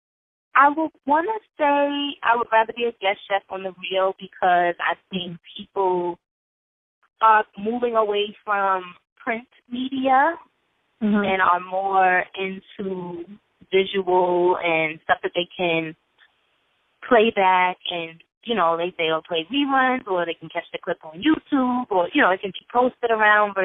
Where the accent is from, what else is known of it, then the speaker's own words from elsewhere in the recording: New York City, New York, United States; also born or lived in Las Vegas, Nevada; I grew up in Brooklyn, New York, born in Vegas